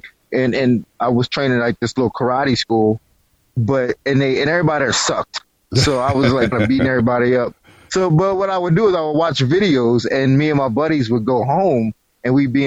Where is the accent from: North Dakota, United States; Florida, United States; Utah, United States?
Florida, United States; South; I'm from South Florida